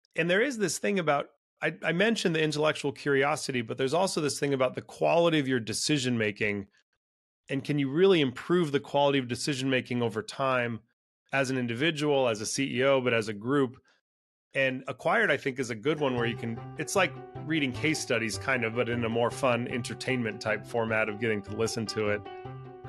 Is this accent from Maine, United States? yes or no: no; Silicon Valley, California, United States; also born or lived in Latin America; I was raised in Silicon Valley in California